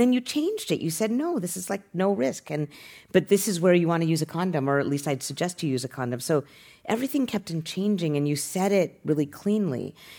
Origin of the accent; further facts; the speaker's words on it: Utah, United States; moved away as an adult; also born or lived in Boston; now in San Francisco, United States; I grew up in Utah